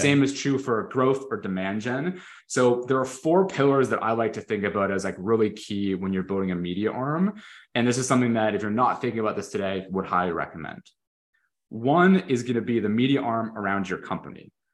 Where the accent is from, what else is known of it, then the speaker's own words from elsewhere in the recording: Canada; I'm Canadian